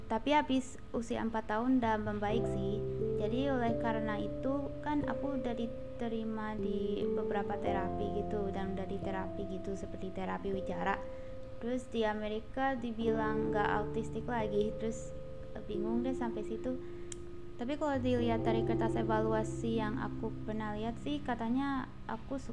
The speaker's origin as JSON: {"language": "Indonesian", "country": "Indonesia", "tie": "born or raised there", "said": "aku tinggal di Indonesia dan aku sendiri dibesarkan di Indonesia jadi ya udahlah pakai bahasa Indonesia aja"}